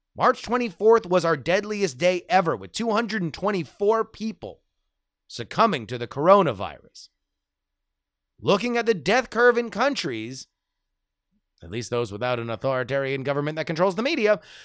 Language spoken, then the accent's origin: English; Florida, United States; growing up in Florida